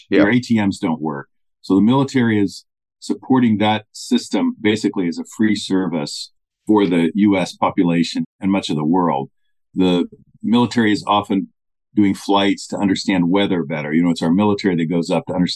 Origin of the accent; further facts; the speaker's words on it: United States; As an American